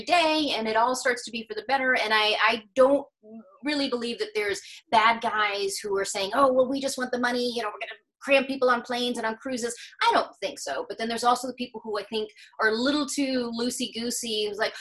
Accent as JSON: {"language": "English", "town": "Gainesville", "region": "Florida", "country": "United States", "tie": "born or raised there", "also_born_or_lived": "Scotland", "moved": "as an adult", "lives_now": "New York City, United States", "said": "I grew up in Gainesville, Florida, where the University of Florida is"}